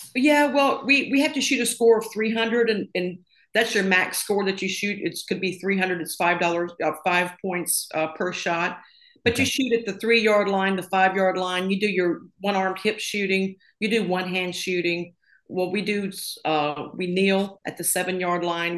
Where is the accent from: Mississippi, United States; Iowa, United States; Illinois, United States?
Mississippi, United States; a little town outside of Tupelo; moved away as an adult; also born or lived in Florida; I grew up in a little town outside of uh, Tupelo, Mississippi